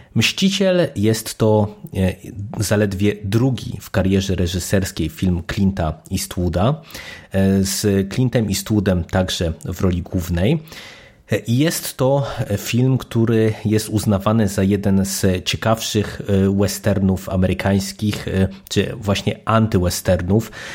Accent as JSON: {"language": "Polish", "country": "Poland", "tie": "born or raised there", "said": "jeżeli ktoś się wychowywał w Polsce za komuny, to pamięta, że to było e, jeden z podstawowych e, gatunków filmowych, które w polskiej telewizji były prezentowane i oczywiście wychowałem się na tych głównie klasycznych westernach"}